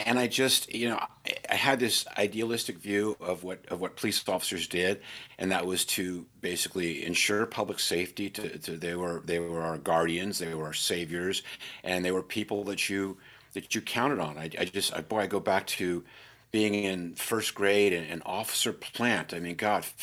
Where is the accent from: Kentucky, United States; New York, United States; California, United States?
California, United States; San Francisco; I was born and raised in San Francisco